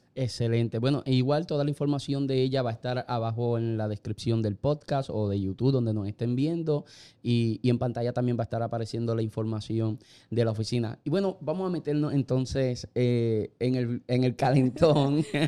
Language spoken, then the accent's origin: Spanish; Puerto Rico; Nosotros prácticamente somos una colonia americana. Nosotros somos un Estado libre asociado.